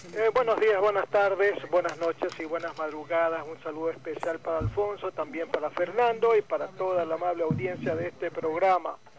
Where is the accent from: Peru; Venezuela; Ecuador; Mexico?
Ecuador; now in Guayaquil, Ecuador; el resto somos ecuatorianos